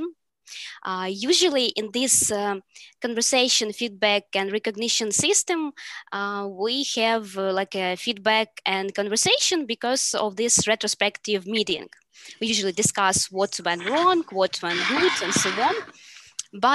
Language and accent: English; Ukraine; I am product manager from Ukraine